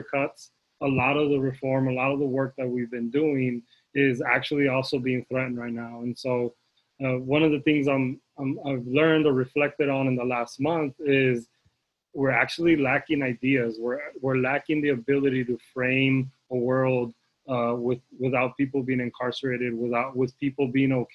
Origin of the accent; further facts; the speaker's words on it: Arizona, United States; I grew up undocumented in Arizona